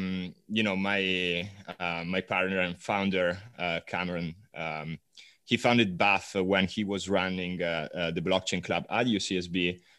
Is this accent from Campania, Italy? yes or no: no; Milan, Lombardy, Italy; moved away as an adult; now in California, United States; I'm originally Italian. I'm from Milan. Studied economics in Italy, moved out to California about 3 years ago.